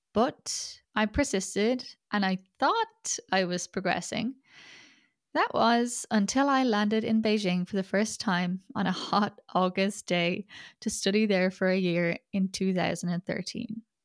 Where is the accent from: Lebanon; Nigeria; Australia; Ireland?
Ireland; first language English; moved away as an adult; also born or lived in China; I was born and raised in Ireland